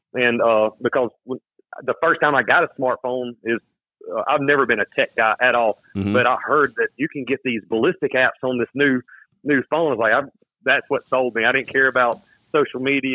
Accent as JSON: {"language": "English", "region": "Louisiana", "country": "United States", "said": "I come from Louisiana and the land of Mirage"}